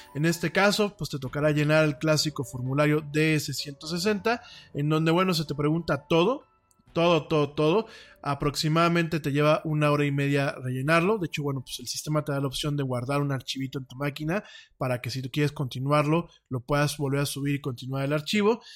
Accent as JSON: {"language": "Spanish", "country": "Mexico", "said": "soy de México"}